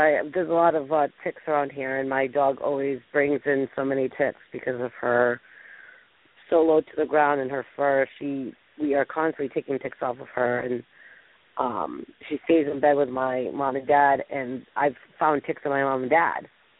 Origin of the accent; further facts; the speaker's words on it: East Coast, United States; Well, I'm from the East Coast, honey